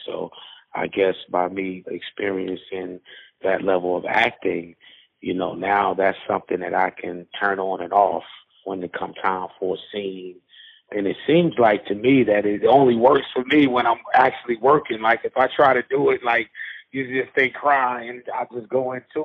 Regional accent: Newark, New Jersey, United States; I'm from Newark, New Jersey

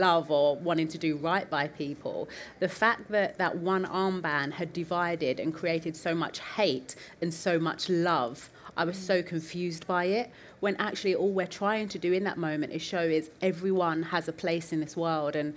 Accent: London, United Kingdom; I'm from the East End of London, not privately educated

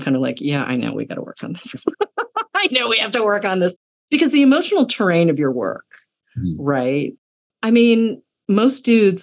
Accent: Boston, Massachusetts, United States; I grew up in Boston

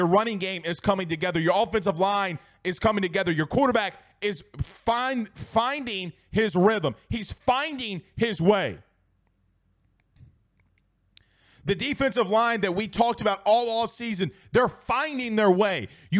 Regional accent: Franklinton, Louisiana, United States; also born or lived in Amite, Louisiana / Hammond, Louisiana; I'm from a small town in Louisiana called Franklinton. Okay? Mom and dad were divorced. I grew up in Amy and Hammond, and I grew up in Franklinton. Went to school in Franklinton.

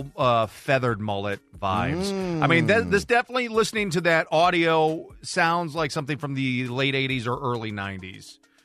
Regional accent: Missouri, United States; I'm from Missouri

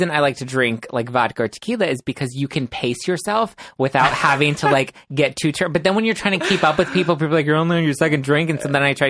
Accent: Los Angeles, California, United States; I'm an Angeleno. I grew up here in Los Angeles, born and raised.

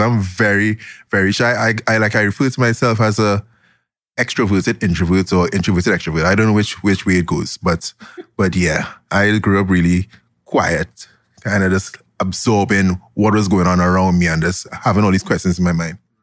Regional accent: Glencoe, Trinidad & Tobago; I grew up in Glencoe, Trinidad

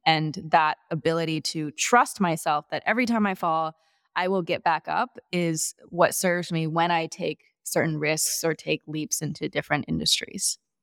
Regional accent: Chicago, Illinois, United States; also born or lived in Madison, Wisconsin; I was born in Madison, Wisconsin. I spent nine years there, then another nine years in the suburbs of Chicago.

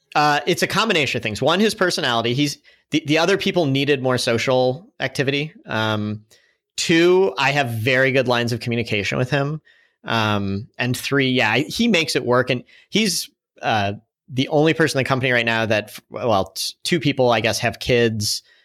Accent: St. Louis, Missouri, United States; moved away as an adult; also born or lived in San Francisco; Saint Louis really embraced us. It's my hometown also

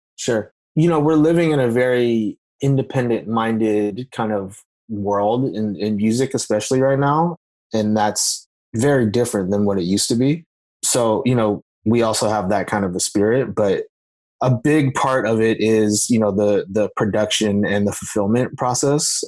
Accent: Napa, California, United States; I grew up originally in Napa, California

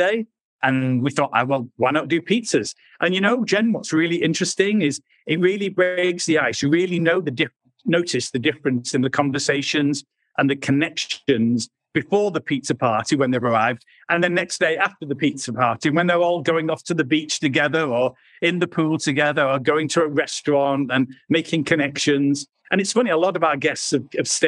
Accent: United Kingdom; moved away as an adult; also born or lived in London; now in Italy; we were living in London. Obviously, we're British

